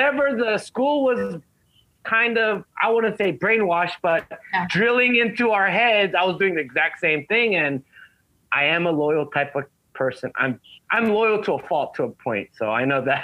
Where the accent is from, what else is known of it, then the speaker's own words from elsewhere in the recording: Los Angeles, California, United States; also born or lived in Koreatown, Los Angeles; I grew up in the 818 area in the valley, which is 25, 30 minutes north of LA.